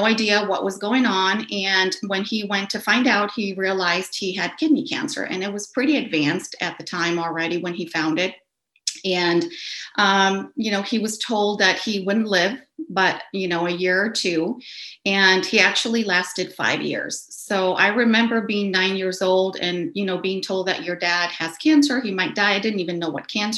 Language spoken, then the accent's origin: English; Caracas, Capital District, Venezuela; I grew up in Caracas, Venezuela